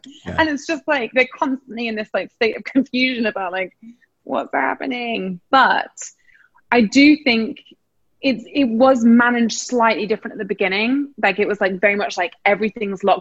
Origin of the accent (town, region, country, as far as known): England, United Kingdom; now in New York, United States